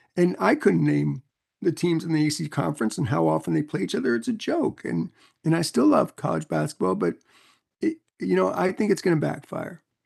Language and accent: English; New York City, New York, United States; moved away as an adult; also born or lived in North Carolina; when I got to North Carolina growing up in New York City